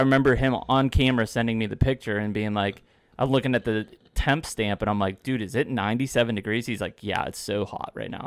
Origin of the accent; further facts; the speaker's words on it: Pennsylvania, United States; growing up in Pennsylvania